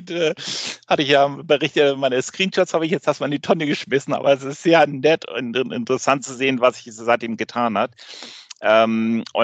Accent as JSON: {"language": "German", "region": "Rhineland-Palatinate", "country": "Germany", "lives_now": "Schleswig-Holstein, Germany", "said": "ich komme ursprünglich aus Rheinland-Pfalz, bin aber seit Ewigkeiten Nordlicht, äh, wohne in Schleswig-Holstein, arbeite in Hamburg"}